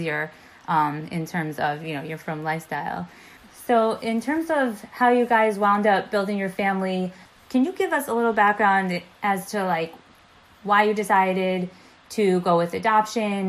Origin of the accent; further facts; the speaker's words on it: tri-state area, United States; So as someone who grew up in the tri-state area, and I've lived in the tri-state area my whole life